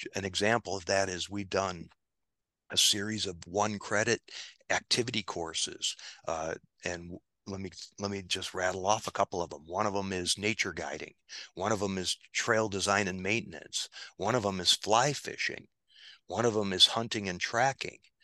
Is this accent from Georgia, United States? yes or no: no; Illinois, United States; moved away as an adult; also born or lived in Latin America; now in Virginia, United States; growing up in Illinois, we had wonderful Schwinn bicycles.